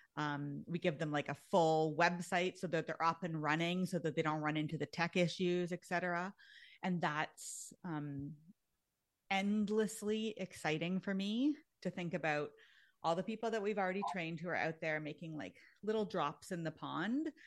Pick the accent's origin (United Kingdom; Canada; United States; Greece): Canada; actually I'm Canadian.